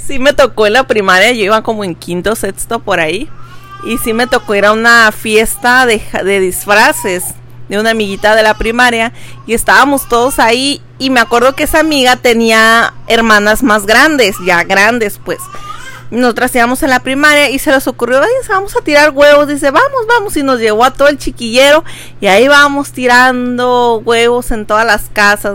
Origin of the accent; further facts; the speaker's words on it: Veracruz, Mexico; now in Tijuana, Mexico; yo soy de allá de Veracruz